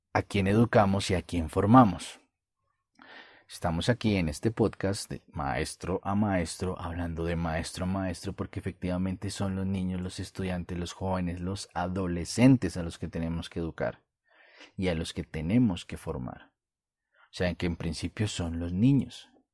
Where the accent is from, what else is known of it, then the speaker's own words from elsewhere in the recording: Colombia; como dicen en mi país, en Colombia